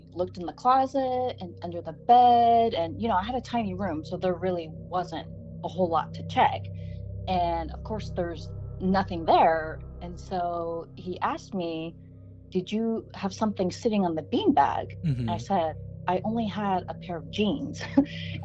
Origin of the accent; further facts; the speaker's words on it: Sacramento, California, United States; also born or lived in Spain; a house that I grew up in Sacramento